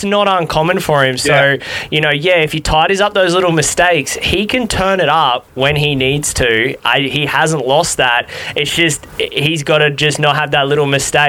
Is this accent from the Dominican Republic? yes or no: no; Australia; being Australian